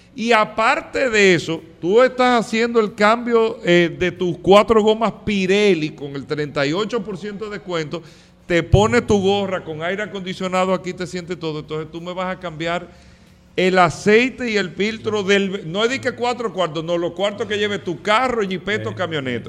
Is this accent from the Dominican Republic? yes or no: yes; Dominican Republic; nosotros como dominicanos, República Dominicana